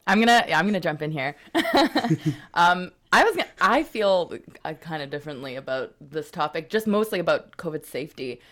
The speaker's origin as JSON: {"language": "English", "town": "Montreal", "region": "Quebec", "country": "Canada", "moved": "yes", "lives_now": "Vancouver, Canada", "said": "I'm from Montreal originally"}